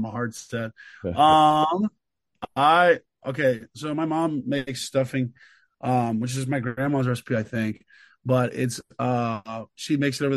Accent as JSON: {"language": "English", "region": "Texas", "country": "United States", "also_born_or_lived": "Kentucky", "moved": "as an adult", "said": "I was from Texas, and I'd never been in any weather like that."}